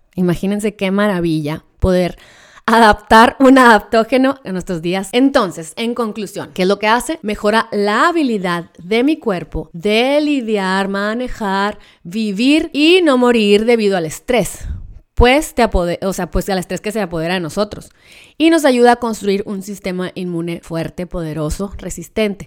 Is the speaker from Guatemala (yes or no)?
no; Mexico; como mexicanos